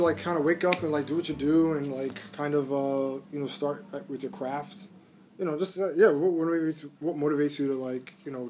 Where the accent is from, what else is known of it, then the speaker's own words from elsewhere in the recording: New York City, New York, United States; I was born and raised in Brooklyn